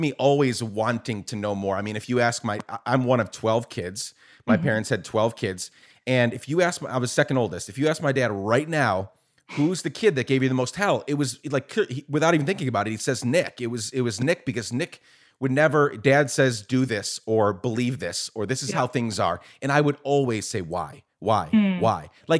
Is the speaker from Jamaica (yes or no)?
no; Guatemala; also born or lived in New York, United States; I was born in New York, raised in Guatemala. My dad came to the U.S. when he was a kid as an undocumented immigrant. And we ended up going back later on in life and spent 10 years there.